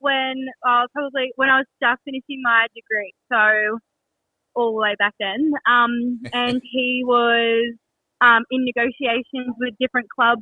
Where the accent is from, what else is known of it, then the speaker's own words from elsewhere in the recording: Newcastle, New South Wales, Australia; I grew up in Newcastle